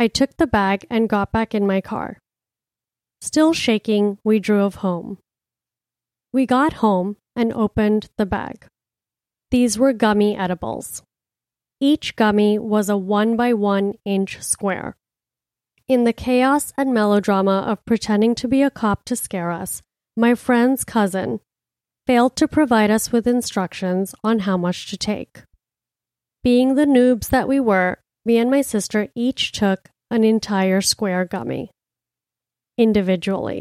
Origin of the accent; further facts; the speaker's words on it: Miami, Florida, United States; now in New York City, United States; I'm from Miami